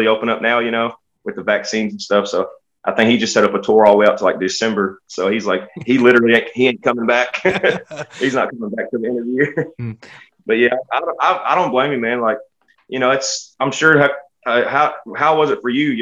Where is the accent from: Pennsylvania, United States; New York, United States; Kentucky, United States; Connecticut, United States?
Kentucky, United States; Lexington; I'm from Lexington, Kentucky